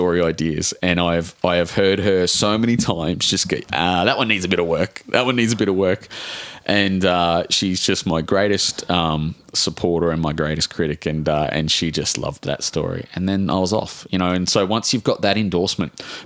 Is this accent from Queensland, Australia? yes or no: yes; Brisbane, Queensland, Australia; I was brought up in Brackenridge and Hollywood